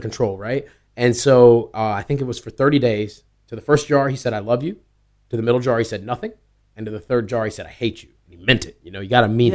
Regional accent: East Coast, United States; also born or lived in New York; I was born on the West Coast. I grew up on the East Coast

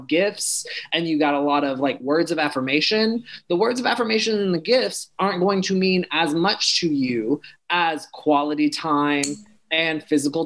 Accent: the South, United States; I was raised in the church. I was raised in the South

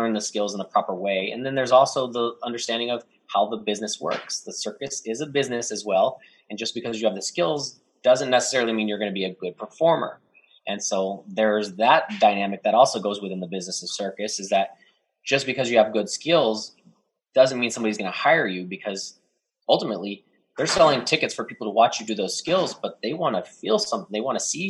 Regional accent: Dallas, Texas, United States; moved away; I'm from Dallas

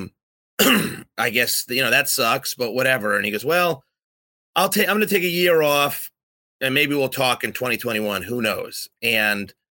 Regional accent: East Coast, United States; growing up in the East Coast

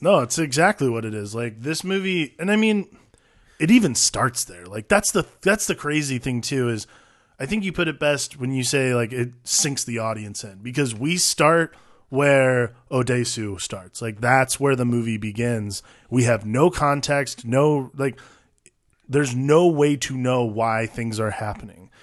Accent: United States; as an American, like, as someone from the States

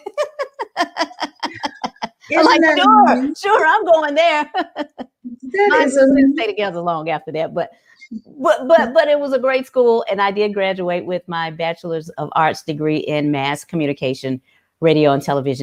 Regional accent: Memphis, Tennessee, United States; I am from here. I am a South Memphis native

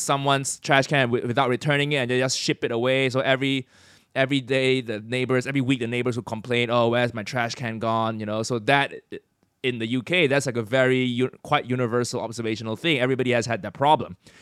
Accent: Malaysia; moved away as an adult; also born or lived in United States / United Kingdom; now in London, United Kingdom; I'm from Malaysia, then I lived in the U S for a while for university and then work

